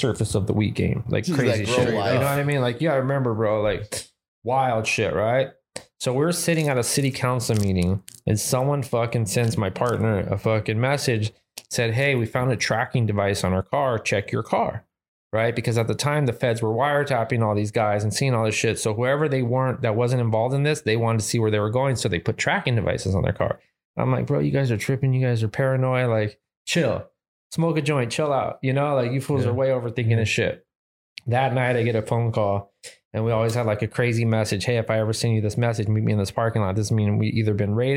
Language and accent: English; Whittier, California, United States; born and raised in Whittier